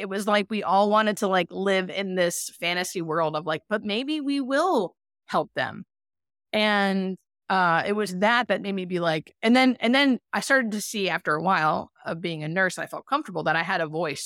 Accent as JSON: {"language": "English", "town": "Erie", "region": "Pennsylvania", "country": "United States", "tie": "born or raised there", "also_born_or_lived": "Baltimore, Maryland", "moved": "as an adult", "lives_now": "California, United States", "said": "I'm from Erie, Pennsylvania, and I grew up there until about I was twenty-five"}